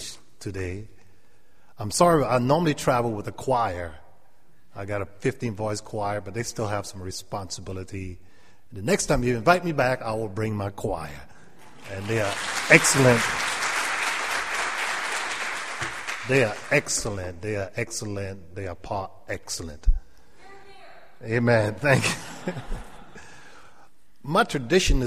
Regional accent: Sanford, South Carolina, United States; born or raised there; accent: Gullah/Geechee

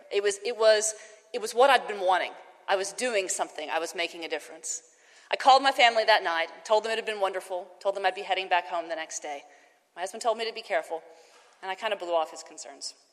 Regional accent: Tennessee, United States; also born or lived in Georgia; We lived in the South, mostly in Tennessee, also in Georgia. And as I was growing up in the South, I saw segregation.

